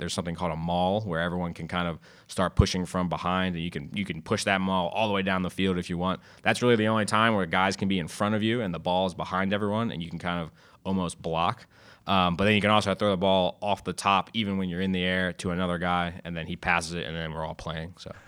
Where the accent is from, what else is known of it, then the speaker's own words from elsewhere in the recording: Westminster, Maryland, United States; I grew up in Westminster, Maryland